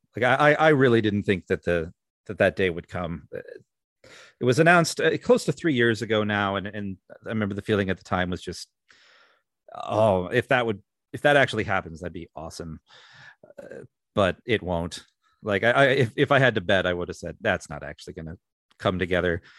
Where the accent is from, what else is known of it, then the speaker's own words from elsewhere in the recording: Minnesota, United States; my home state of Minnesota